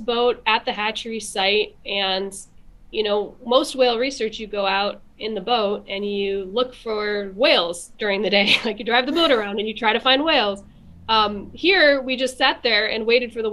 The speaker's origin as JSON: {"language": "English", "region": "Michigan", "country": "United States", "moved": "as an adult", "lives_now": "Sitka, United States", "said": "I'm from Michigan originally."}